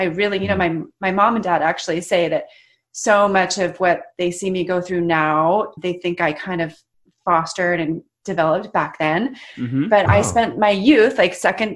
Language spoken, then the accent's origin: English; Davis, California, United States; also born or lived in San Francisco; now in East Bay, United States; I grew up in Davis, California, so Northern California